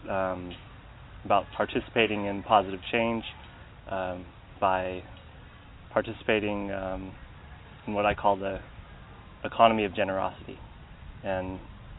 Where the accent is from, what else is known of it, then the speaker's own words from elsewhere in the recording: Seattle, Washington, United States; I grew up in Seattle, Washington